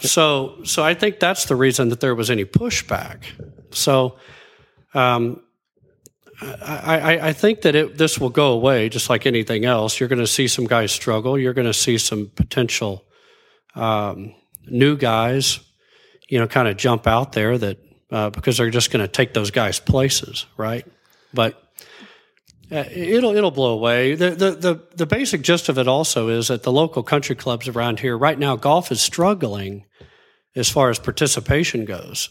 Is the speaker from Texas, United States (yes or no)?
yes; Abilene, Texas, United States; also born or lived in Dallas, Texas; I grew up in West Texas. I was born in Dallas, but grew up in Abilene, moved back to Dallas in, uh, in high school, hi, freshman year, Highland Park